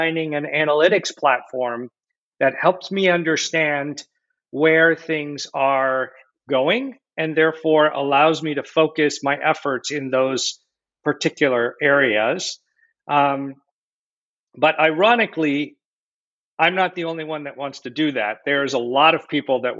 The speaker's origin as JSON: {"language": "English", "region": "West Coast of the United States", "country": "United States", "tie": "born or raised there", "moved": "yes", "lives_now": "Boston, United States", "said": "grew up here actually on the West Coast of the United States"}